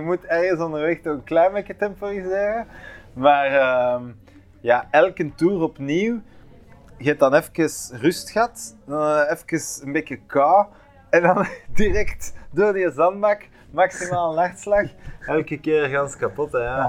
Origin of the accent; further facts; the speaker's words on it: Bruges, Flanders, Belgium; bij ons in Brugge